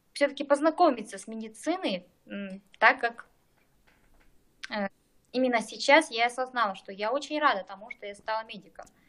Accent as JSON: {"language": "Russian", "town": "Krasny Yar", "region": "East Kazakhstan Region", "country": "Kazakhstan", "said": "Я из Восточного Казахстана, Бородулихинский район, село Красный Яр"}